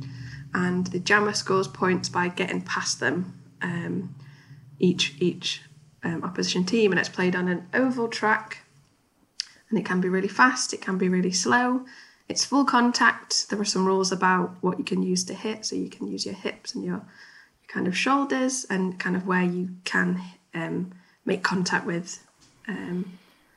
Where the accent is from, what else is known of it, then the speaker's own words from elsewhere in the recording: Chesterfield, East Midlands, United Kingdom; now in Newcastle, United Kingdom; I grew up in Chesterfield, a town in Derbyshire, and that's like very Midlands